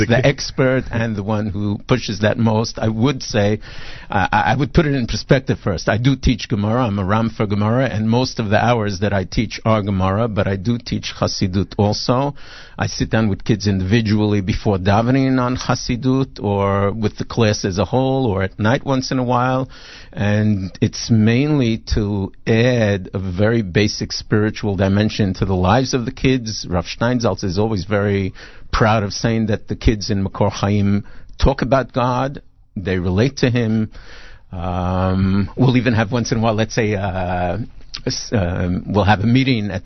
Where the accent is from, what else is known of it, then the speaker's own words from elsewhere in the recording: New York City, New York, United States; moved away as an adult; also born or lived in Brooklyn / Flatbush; now in Israel; Born in Brooklyn, grew up in Queens mainly